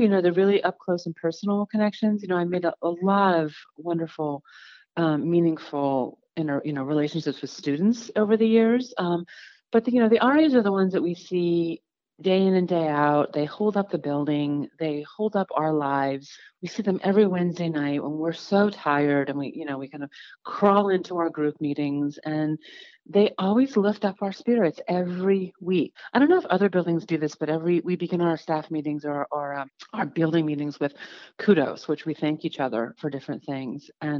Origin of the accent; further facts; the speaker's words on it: New York, United States; doing tours that I would never, even like touristy things that I never did as a New Yorker